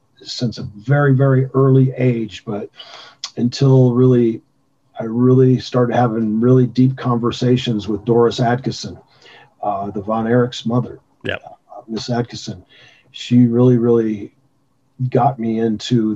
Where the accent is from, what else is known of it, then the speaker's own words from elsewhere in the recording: Gary, Indiana, United States; moved away; also born or lived in Tulsa; I was born in Gary, Indiana, which is a very tough city to be raised